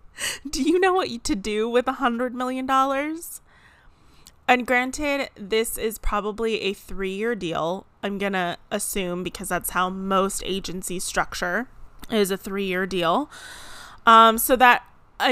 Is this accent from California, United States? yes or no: yes; San Diego, California, United States; my hometown where I grew up in San Diego